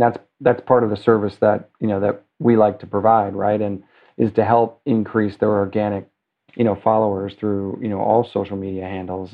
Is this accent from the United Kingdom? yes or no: no; New York City, New York, United States; now in Los Angeles, United States; I'm a New Yorker